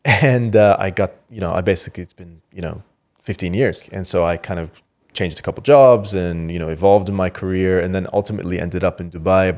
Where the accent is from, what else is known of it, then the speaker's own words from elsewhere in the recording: Canada; moved away as an adult; also born or lived in Qatar; now in United Arab Emirates; I grew up in Canada. I had finished 20 years in Canada and didn't expect to kind of come to the region to stay.